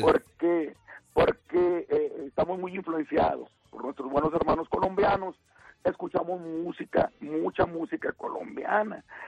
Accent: Torreón, Coahuila, Mexico; donde somos nosotros, donde somos de Torrón, de Torrón, Coahuila

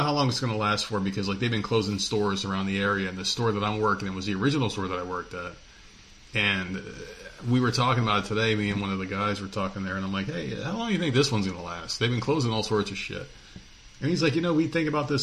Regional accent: New Jersey, United States; when I was a kid and I was in New Jersey, that was the place to work

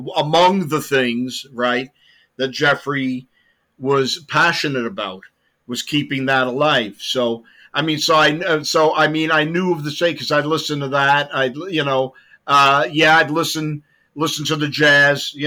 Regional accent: London, United Kingdom; moved away; I was born in London, 1958.

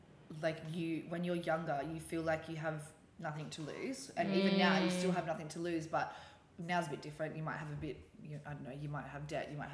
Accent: Newcastle, New South Wales, Australia; moved away as an adult; also born or lived in London; now in Sydney, Australia; No, I'm from Newcastle.

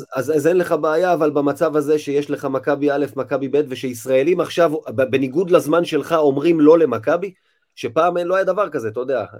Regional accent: Rishon LeZion, Central District, Israel; אני יליד ראשון

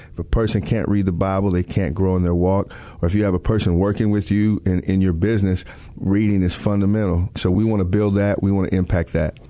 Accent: Texas, United States; I grew up in Texas.

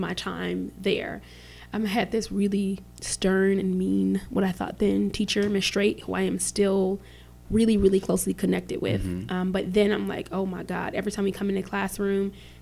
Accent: Chicago, Illinois, United States; I grew up in the Chicago Housing Projects, 45th and State

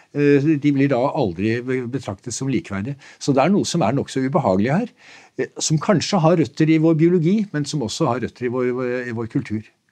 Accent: Nøtterøy, Vestfold, Norway; jeg vokste selv opp på Nøtterøy

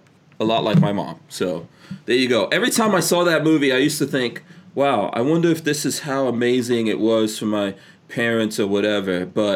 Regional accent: India; By the way, I could do that. I'm Indian. So for any people out there who want to like come down on this, that's not racist or anything. I am Indian.

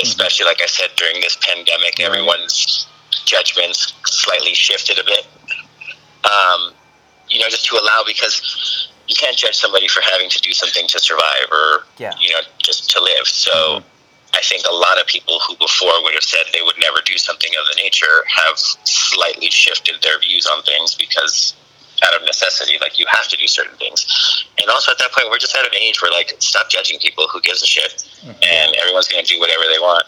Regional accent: San Diego, California, United States; now in Los Angeles, United States; Originally from San Diego

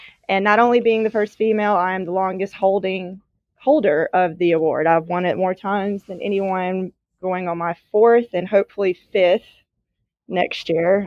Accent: Natchez, Mississippi, United States; I was born and raised in Mississippi, where I currently still am

